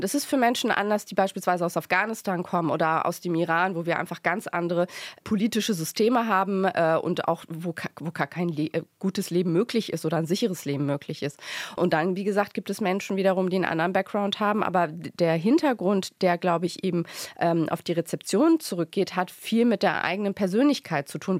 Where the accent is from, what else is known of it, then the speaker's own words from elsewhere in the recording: Lower Saxony, Germany; ich bin in Niedersachsen geboren, tatsächlich auf dem Land auch